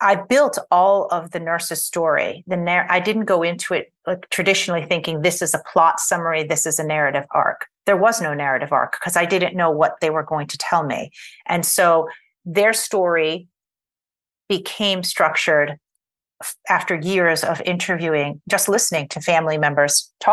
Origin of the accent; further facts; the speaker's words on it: New York City, New York, United States; I lived in Queens, and I grew up in Queens